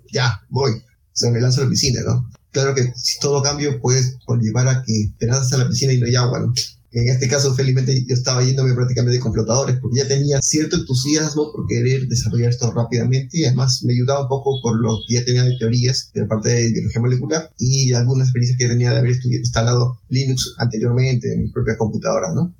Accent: Ica, Peru; Yo soy peruano, nací en Ica, es una ciudad que está al sur de Lima, unos 300 kilómetros al

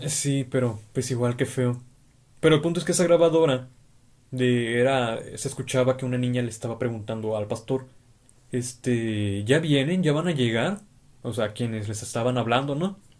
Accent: Tijuana, Baja California, Mexico; ambos somos de Tijuana. Hemos vivido aquí toda nuestra vida

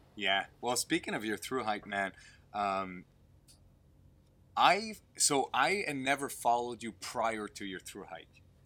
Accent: Canada; I'm French Canadian as well

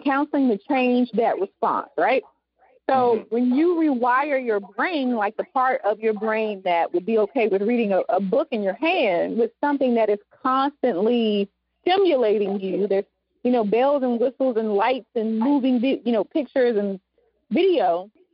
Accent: the South, United States; accent: southern; my my southern accent

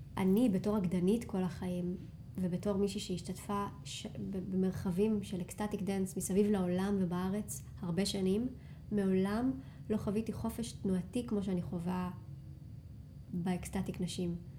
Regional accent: Rinatya, Central District, Israel; moved away as an adult; also born or lived in Tel Aviv / Shaharut; חזרתי לגור במושב שבו גדלתי, מושב רינתיה. מושב ממש מתוק שנמצא במרכז הארץ

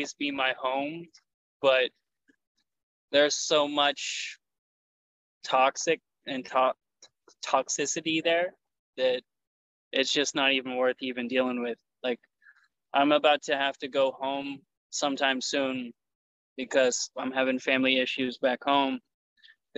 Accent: Kansas, United States; now in Florida, United States; I'm from Kansas originally, but now I live in Florida

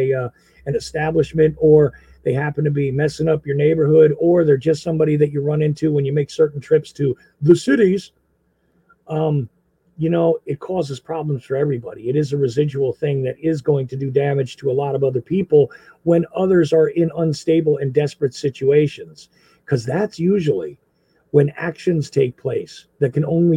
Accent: New Jersey, United States; moved away; I was from Jersey

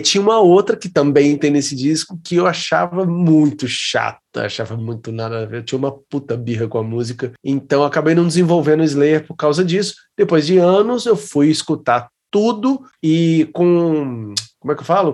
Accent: Juiz de Fora, Minas Gerais, Brazil; foi numa época lá na minha cidade

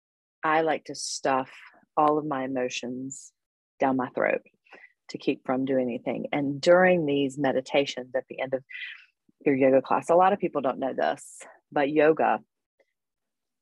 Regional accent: High Point, North Carolina, United States; I was born and raised in High Point, North Carolina. I live in the Piedmont. I still live here

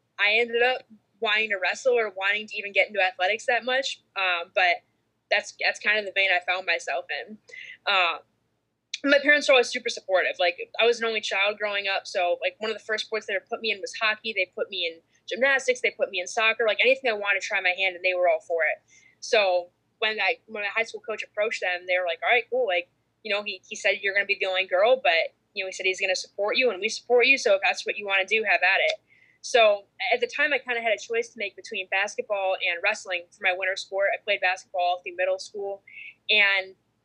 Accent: Canton, Michigan, United States; I grew up in Michigan in Canton, right outside of Detroit.

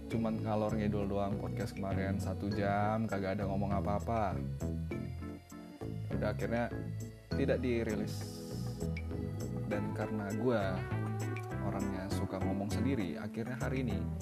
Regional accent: North Sumatra, Indonesia; accent: Medan; kalau ngomong ngomong sendiri tuh biasa ya pakai logat Jakarta juga tapi mostly pakai logat Medan

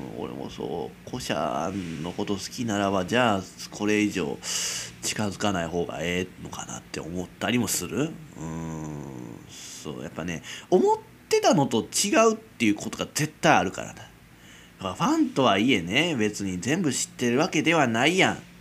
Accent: Kansai, Japan; accent: Kansai dialect; 俺と同じよ関西人なんですよ

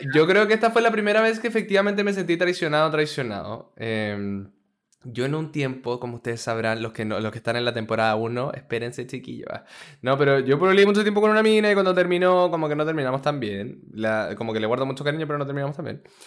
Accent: Chile; no somos de acá, pero venimos de Chile

